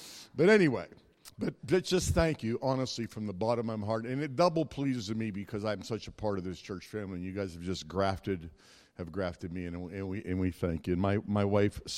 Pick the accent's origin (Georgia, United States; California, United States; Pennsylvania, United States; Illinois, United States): Pennsylvania, United States; Pittsburgh; I hail from Pittsburgh, Pennsylvania, the suburbs there